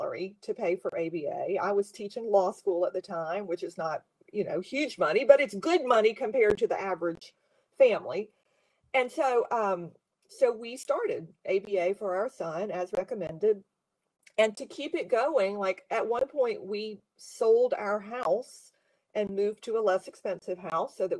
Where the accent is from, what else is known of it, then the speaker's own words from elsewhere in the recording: South Carolina, United States; moved away; my family had moved to South Carolina, which is my home state by this time